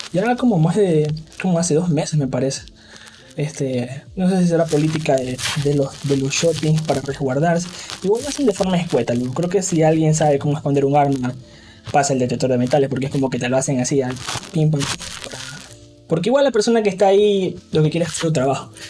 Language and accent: Spanish; Ecuador; vivir aquí en mi país